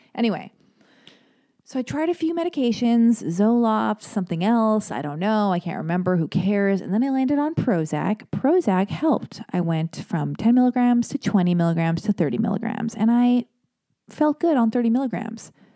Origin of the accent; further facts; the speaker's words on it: Los Angeles, California, United States; I was born and raised in Hollywood, I was born and raised in Los Angeles